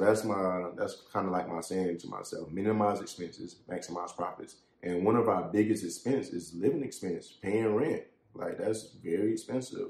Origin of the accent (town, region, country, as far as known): Columbia, South Carolina, United States; born or raised there